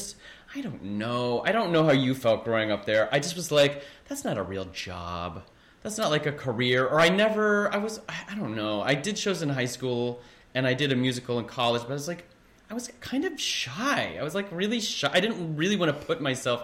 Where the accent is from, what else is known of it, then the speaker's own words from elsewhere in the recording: Kansas City, Missouri, United States; moved away as an adult; also born or lived in Overland Park, Kansas / Columbia, Missouri / Boston; now in New York, United States; when I grew up in Kansas City